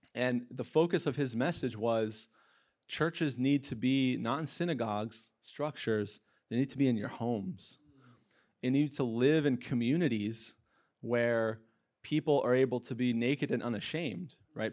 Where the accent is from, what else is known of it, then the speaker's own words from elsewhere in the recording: Pennsylvania, United States; moved away; I'm from Pennsylvania